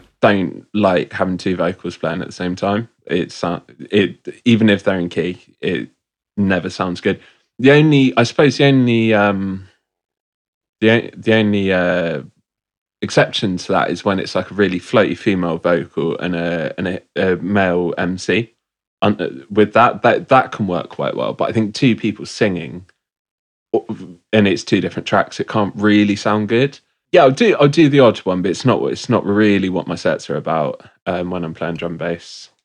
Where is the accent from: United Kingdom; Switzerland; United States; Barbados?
United Kingdom; Bristol, South West England; I'm from Bristol